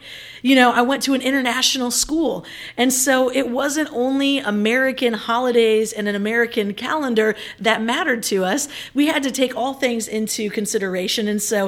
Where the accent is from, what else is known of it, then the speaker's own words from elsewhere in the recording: Manila, Metro Manila, Philippines; as I think about like my years growing up in Manila